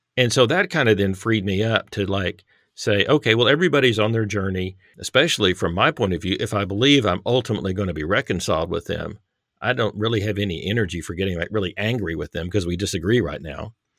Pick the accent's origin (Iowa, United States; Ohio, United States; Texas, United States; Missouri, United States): Texas, United States; now in Harrison, United States; I grew up in Texas, um, live in Arkansas